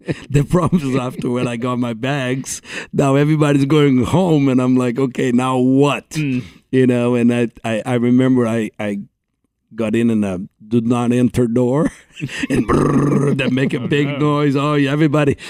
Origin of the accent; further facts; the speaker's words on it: Brazil; English is a second language; moved away as an adult; growing up in Brazil